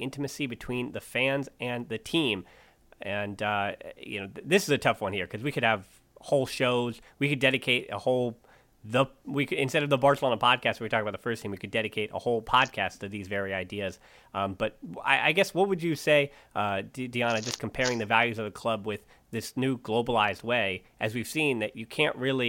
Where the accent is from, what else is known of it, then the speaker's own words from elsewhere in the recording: United States; growing up in the States